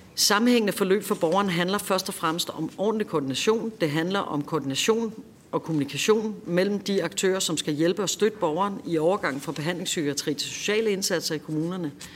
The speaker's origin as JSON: {"language": "Danish", "town": "Copenhagen", "region": "Capital Region of Denmark", "country": "Denmark", "said": "Jeg er selv københavner"}